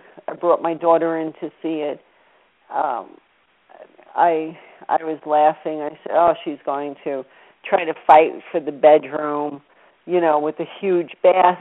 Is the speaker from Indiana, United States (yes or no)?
no; Louisiana, United States; we're from Louisiana